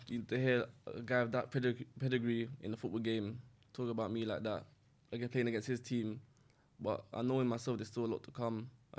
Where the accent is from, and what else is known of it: Peckham, London, United Kingdom; born or raised there